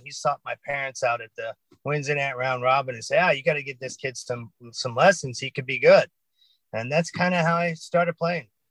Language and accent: English; California, United States; moved away as an adult; also born or lived in East Hampton, New York; California kid